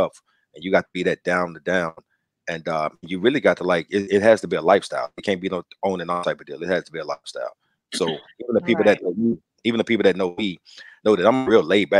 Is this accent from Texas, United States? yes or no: yes; Dallas, Texas, United States; I grew up in West Dallas, you know, in the project.